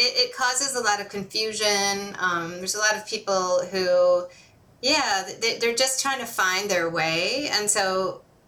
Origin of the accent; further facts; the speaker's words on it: Holland, Michigan, United States; It was great growing up there.